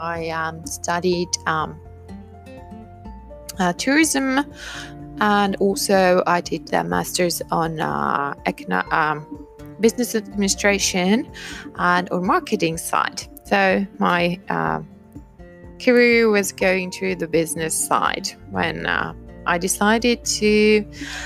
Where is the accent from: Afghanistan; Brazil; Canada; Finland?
Finland; I am from Finland